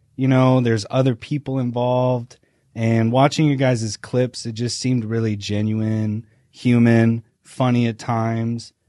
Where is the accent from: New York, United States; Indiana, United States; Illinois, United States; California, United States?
Indiana, United States; I am from Indiana. I'm a Midwestern boy. Um, I would say that I had a pretty classic Indiana Midwestern childhood.